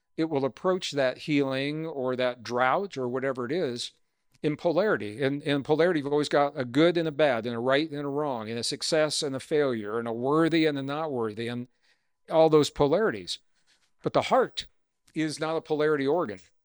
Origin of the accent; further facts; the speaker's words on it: Missouri, United States; I grew up in Missouri